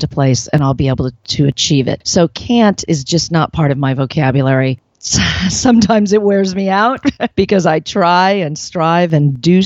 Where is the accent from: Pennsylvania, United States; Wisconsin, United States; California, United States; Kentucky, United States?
California, United States; San Diego; I was born right here in San Diego.